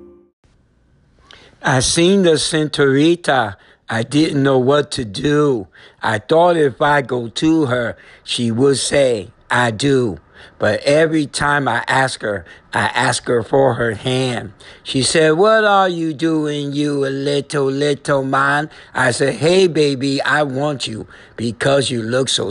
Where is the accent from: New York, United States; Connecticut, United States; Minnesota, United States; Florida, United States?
Connecticut, United States; New Haven; I'm from Connecticut, New Haven, Handham region.